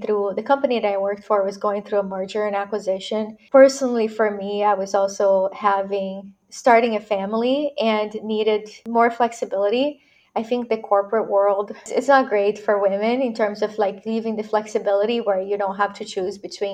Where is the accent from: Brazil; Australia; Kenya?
Brazil; moved away as an adult; now in United States; I was born and raised in Brazil, so I'm a Latina immigrant